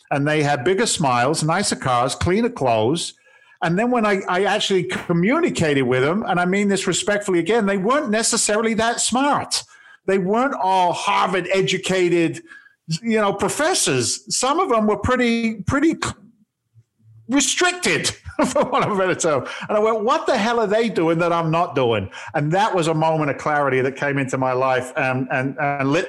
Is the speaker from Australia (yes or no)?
no; England, United Kingdom; now in United States; I'm actually an immigrant to the states. I came over from England back in 1986